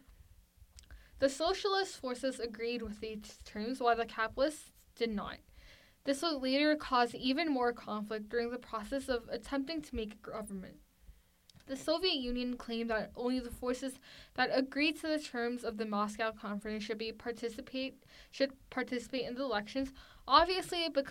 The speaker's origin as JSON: {"language": "English", "country": "South Korea", "moved": "yes", "lives_now": "United States"}